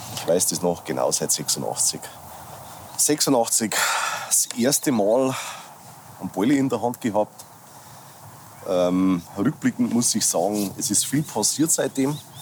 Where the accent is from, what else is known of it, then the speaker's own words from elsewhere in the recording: near Passau, Lower Bavaria, Germany; ich lebe, bin geboren in Niederbayern, ähm, direkt an der österreichischen Grenze. Also wir sitzen im südöstlichsten Eck Deutschlands in der Nähe von Passau